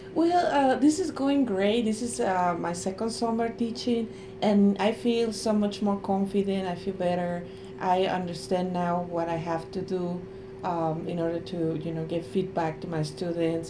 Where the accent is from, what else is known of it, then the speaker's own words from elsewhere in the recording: Mexico; English is a second language; moved away as an adult; now in United States; I come from Mexico